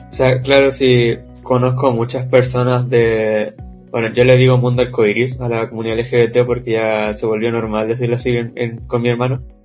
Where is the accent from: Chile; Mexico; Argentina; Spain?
Chile; soy de Chile, tengo 17